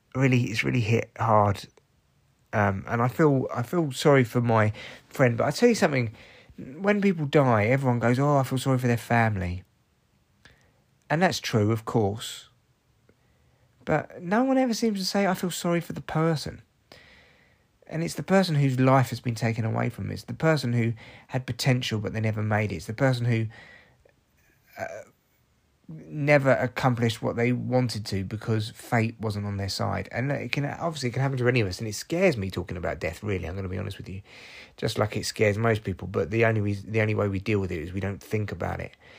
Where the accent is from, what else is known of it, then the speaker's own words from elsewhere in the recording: Barnet, London, United Kingdom; I grew up in Barnet